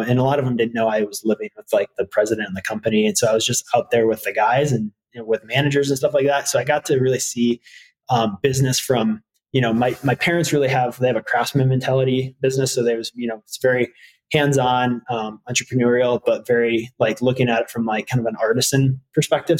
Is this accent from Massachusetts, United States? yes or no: no; Harbor Springs, Michigan, United States; I grew up in Harbor Springs